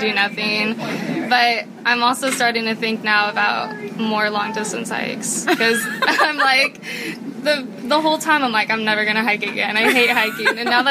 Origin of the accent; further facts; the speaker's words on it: Indiana, United States; I'm 21, and I'm from Indiana.